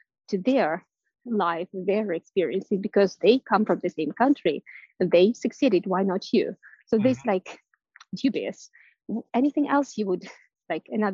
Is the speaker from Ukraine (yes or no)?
yes; Ukraine; English is a second language; moved away as an adult; also born or lived in Västernorrland, Sweden; now in Sweden; I moved to Sweden from Ukraine, and I'm currently speaking English